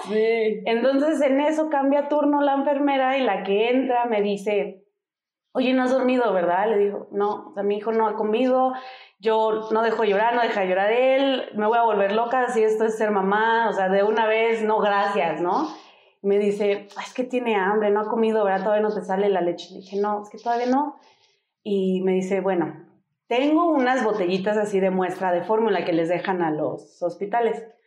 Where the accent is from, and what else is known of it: Denver, Colorado, United States; born or raised there; moved away as an adult; now in Mexico